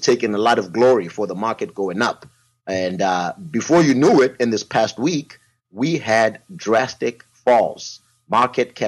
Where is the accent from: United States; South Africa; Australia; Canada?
South Africa; moved away; as a young man growing up in South Africa